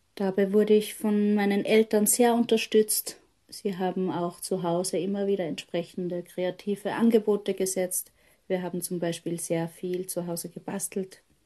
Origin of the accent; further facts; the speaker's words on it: Hellmonsödt, Upper Austria, Austria; Geboren bin ich im Mühlviertel in Oberösterreich, in einem ganz kleinen Dorf in der Gemeinde Helmund Söd. Ich bin dort aufgewachsen